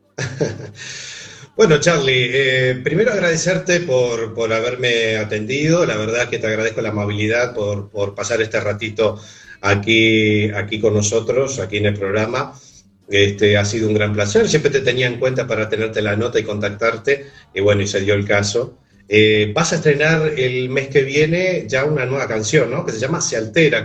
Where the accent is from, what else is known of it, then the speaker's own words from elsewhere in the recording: Montevideo, Uruguay; yo soy de Montevideo